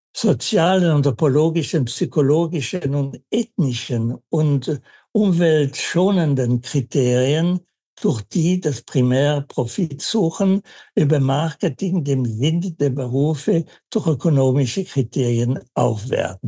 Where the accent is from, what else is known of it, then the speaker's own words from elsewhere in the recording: Winterthur, Zurich, Switzerland; moved away; ich als Schweizer